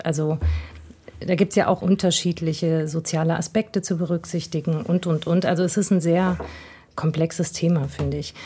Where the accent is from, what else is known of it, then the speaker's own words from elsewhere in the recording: Essen area, North Rhine-Westphalia, Germany; Und ich komme aus der Gegend, also meine Mutter ist Essenerin